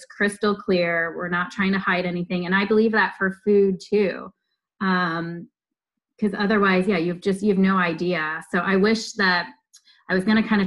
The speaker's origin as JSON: {"language": "English", "region": "Pennsylvania", "country": "United States", "tie": "born or raised there", "moved": "yes", "lives_now": "Oregon, United States", "said": "I grew up in Pennsylvania"}